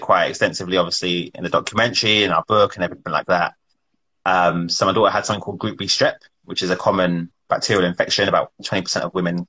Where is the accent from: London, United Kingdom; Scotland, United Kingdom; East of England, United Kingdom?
London, United Kingdom; also born or lived in Wembley / Acton / Roehampton; I was born in Wembley. We lived there for my early part of my life. And then we moved to an area called Sudbury, which is in between Ealing and Greenford. So I lived there, went to school in Acton